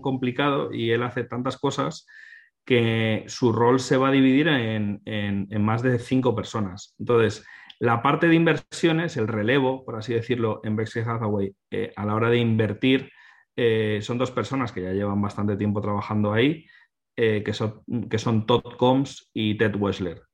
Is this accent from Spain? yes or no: yes; Spain; nosotros que somos españoles